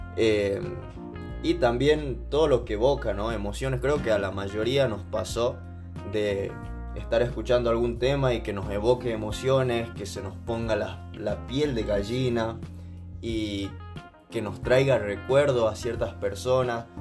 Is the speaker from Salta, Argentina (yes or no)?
yes; Salta, Argentina; Yo nací en Salta y el hecho de que a mi infancia me transporte estar en festivales donde me llevaban mis viejos